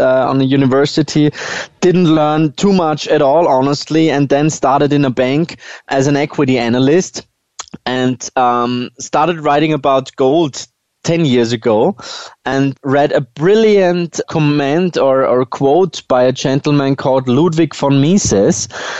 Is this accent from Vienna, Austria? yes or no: yes; Vienna, Austria; Well, I'm not only from Austria, I was born in Vienna